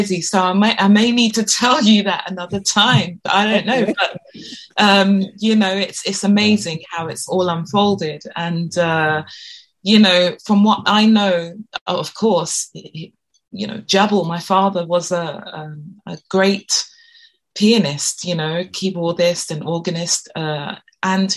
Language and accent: English; London, United Kingdom; this is where I was born and raised